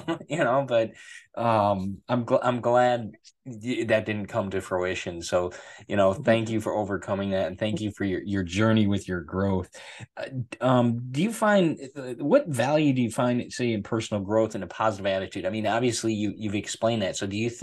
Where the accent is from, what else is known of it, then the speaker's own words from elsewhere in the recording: United States; being American citizen and born here